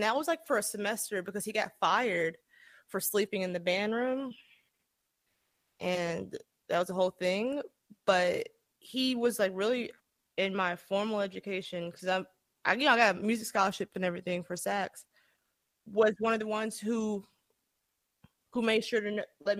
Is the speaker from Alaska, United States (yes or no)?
no; Atlanta, Georgia, United States; And so, because I'm from Atlanta, ordinarily, that's where I spent most of my, you know, my younger years.